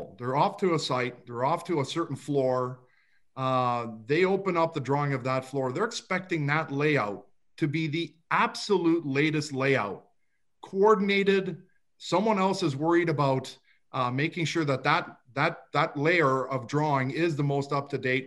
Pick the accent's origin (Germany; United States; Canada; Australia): Canada; Toronto, Ontario; I grew up in a suburb of Toronto. It's called Rexdale